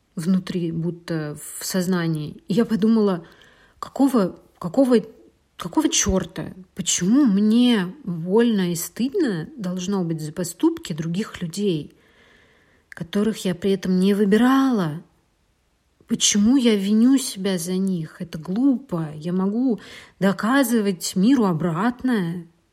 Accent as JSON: {"language": "Russian", "country": "Russia", "moved": "as an adult", "said": "а я из России"}